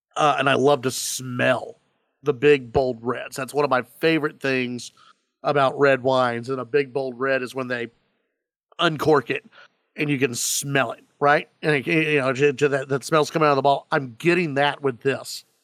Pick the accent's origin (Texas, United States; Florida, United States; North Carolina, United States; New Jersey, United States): Texas, United States; Dallas-Fort Worth; I grew up in Gr, in, in, in Dallas, Fort Worth